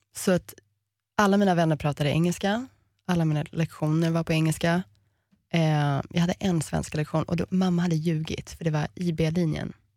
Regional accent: Miami, Florida, United States; moved away; also born or lived in Sweden; Vi växte upp som amerikaner och det är konstigt i Miami för det är ingen som är riktig amerikan där.

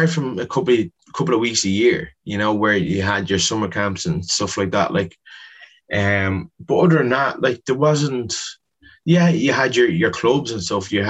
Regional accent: Dublin, Leinster, Ireland; Whereas growing up in Ballymun, we had probably one man who took 10 teams and he was training so many people

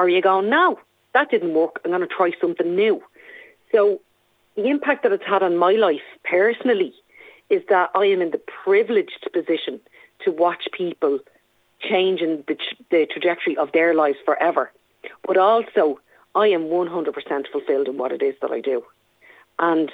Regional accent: Dublin, Leinster, Ireland; I'm from Dublin 5

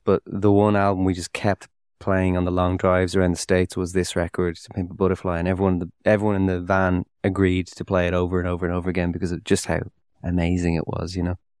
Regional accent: Dún Laoghaire, Leinster, Ireland; I grew up with around the Dunleary area

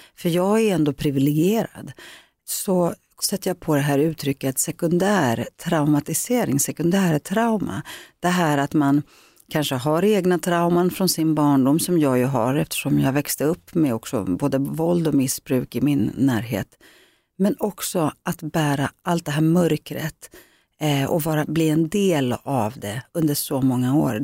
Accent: Greece; now in Sweden; min grekiska kultur, där jag kommer ifrån

